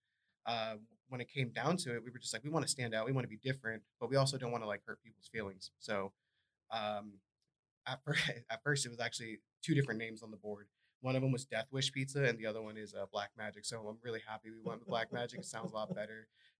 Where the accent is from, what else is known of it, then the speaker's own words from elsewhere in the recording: Massachusetts, United States; I'm from Massachusetts